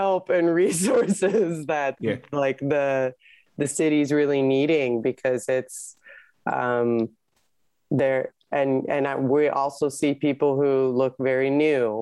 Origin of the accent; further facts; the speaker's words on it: California, United States; this is my home state